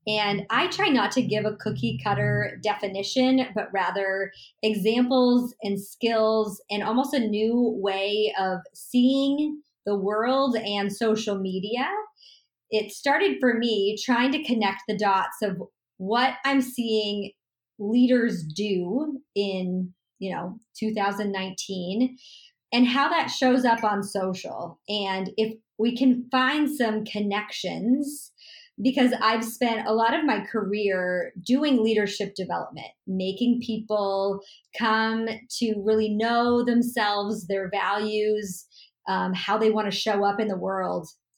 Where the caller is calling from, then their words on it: Los Angeles, California, United States; I am streaming in from Los Angeles, California.